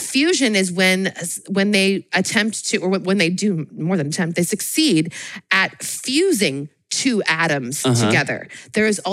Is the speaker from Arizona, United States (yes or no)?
no; Northern California, United States; I grew up in Northern California.